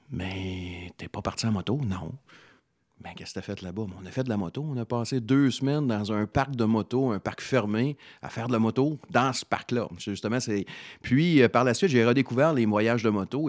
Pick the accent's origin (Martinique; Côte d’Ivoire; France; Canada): Canada; Salaberry-de-Valleyfield, Quebec; je suis d'origine de Valleyfield